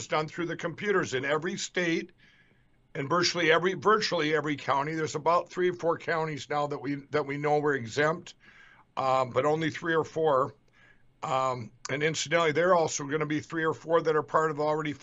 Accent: Minnesota, United States; my home state of Minnesota

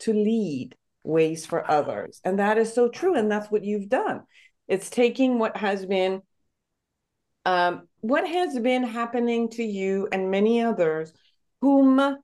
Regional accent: Iran; now in United States; I'm originally from Iran

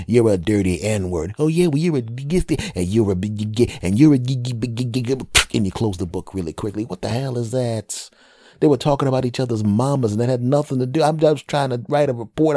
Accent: Philadelphia, Pennsylvania, United States; also born or lived in New York / California; now in New Jersey, United States; As a Philadelphia person who was, who's living in New Jersey now and, ah, is originally from Philadelphia

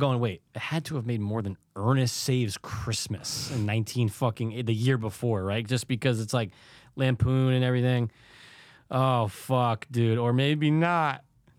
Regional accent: United States; we're American

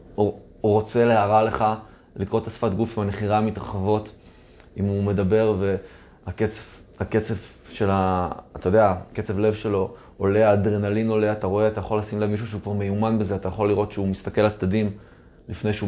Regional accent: Tel Aviv, Tel Aviv District, Israel; נולדתי וגדלתי בתל אביב, בחוף מציצים

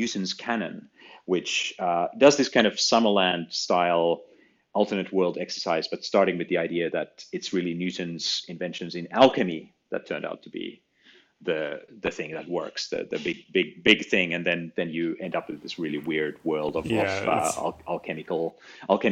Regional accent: Finland; I found it in my school little school library. Growing up in Finland

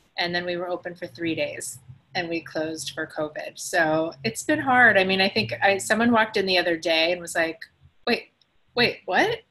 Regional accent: Wisconsin, United States; moved away as an adult; also born or lived in Chicago suburbs, Illinois / Green Bay, Wisconsin / Los Angeles, California; now in Chicago, United States; I was born in the suburbs of Chicago, grew up in Wisconsin, went to school in Green Bay, St. Norbert, and lived

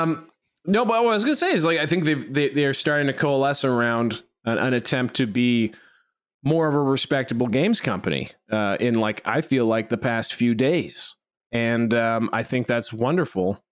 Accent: Canada; I'm speaking Canadian here

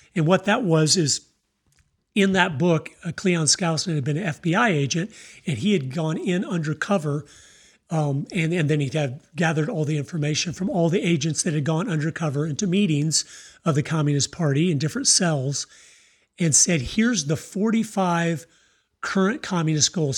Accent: Tampa, Florida, United States; moved away; also born or lived in Idaho; I was born in Tampa, Florida

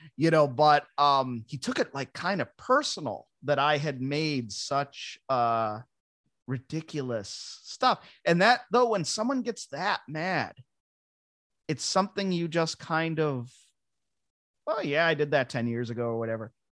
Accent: Ransomville, New York, United States; moved away as an adult; also born or lived in Buffalo, New York; now in Los Angeles, United States; I grew up in Ransomville

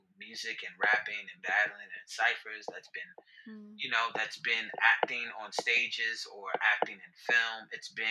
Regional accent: New York City, New York, United States; I am a cis hetero Black man who was born and raised in the Bronx

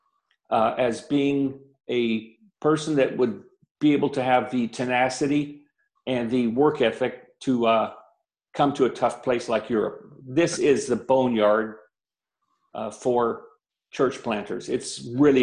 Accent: Phoenix, Arizona, United States; moved away as an adult; now in Germany; I'm originally from Phoenix, Arizona, and was just living just standard life as a young 17-year-old

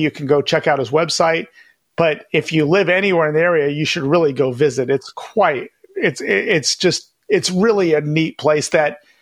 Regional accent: Sacramento, California, United States; also born or lived in Elk Grove; my hometown, like of Sacramento or Elk Grove

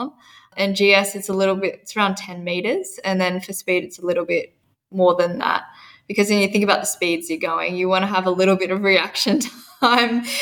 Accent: Perisher, New South Wales, Australia; I'm from Perisher in Australia, New South Wales

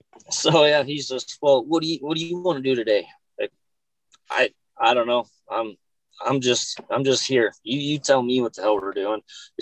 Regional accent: Hinton, Alberta, Canada; born there; also born or lived in Okotoks; I guess I was born up in Hinton, moved around a little bit as a kid, and I guess I was 14 or 15 when I moved to Okotoks.

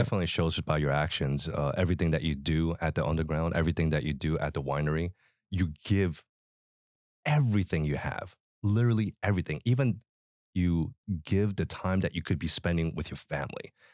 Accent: Philadelphia, Pennsylvania, United States; I was born in Philly

